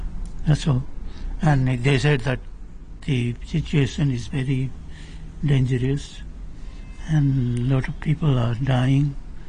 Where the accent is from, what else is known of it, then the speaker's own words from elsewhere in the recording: Pokhara, Gandaki Province, Nepal; now in Hong Kong; I'm from Pokhara, western Nepal. Actually, it's in the middle of the country.